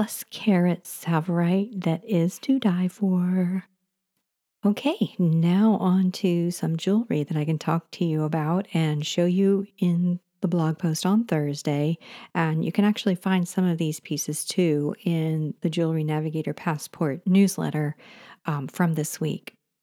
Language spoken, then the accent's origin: English; New York, United States; As a young child growing up in New York, I would take long hikes with my father to collect quartz and other minerals.